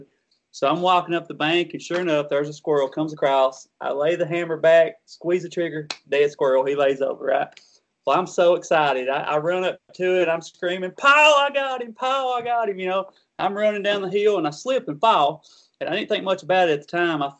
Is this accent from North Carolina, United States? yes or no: no; Kentucky, United States; young country boys growing up in Kentucky.